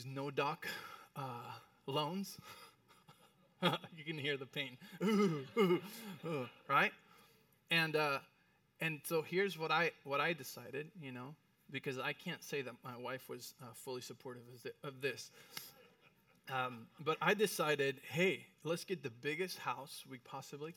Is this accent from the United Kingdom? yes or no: no; Mexico City, Mexico; moved away as an adult; I went to private school in Mexico City.